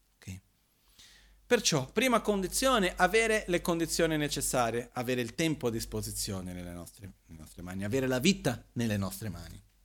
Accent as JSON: {"language": "Italian", "country": "Brazil", "moved": "yes", "said": "io vengo dal Brasile"}